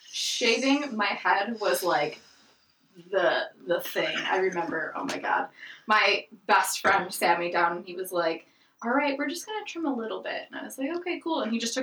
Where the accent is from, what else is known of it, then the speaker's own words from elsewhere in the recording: Detroit, Michigan, United States; So I grew up on the east side of Detroit.